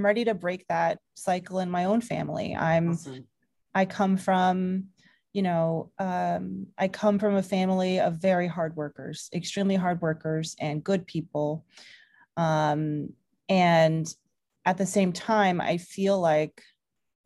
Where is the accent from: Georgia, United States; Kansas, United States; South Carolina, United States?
Georgia, United States; Atlanta; moved away as an adult; now in New York, United States; a woman of color who grew up in the South. I'm from Georgia originally. I kind of grew up in the suburbs around Atlanta